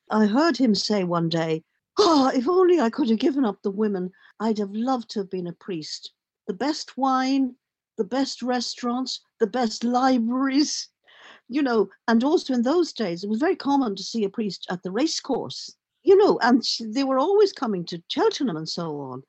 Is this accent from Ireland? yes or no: yes; Dublin, Leinster, Ireland; I grew up in Dublin